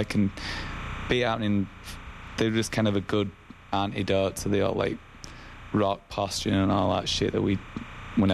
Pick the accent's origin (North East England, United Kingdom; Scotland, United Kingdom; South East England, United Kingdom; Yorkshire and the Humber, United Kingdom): Yorkshire and the Humber, United Kingdom; Wakefield; We grew up in Wakefield